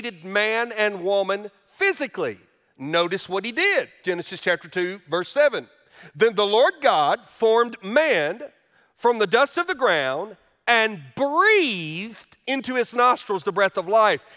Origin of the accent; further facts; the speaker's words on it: Alabama, United States; moved away; my home state of Alabama